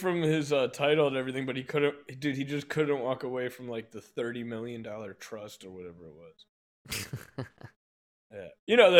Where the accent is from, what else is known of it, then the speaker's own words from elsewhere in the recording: United States; Because I'm American.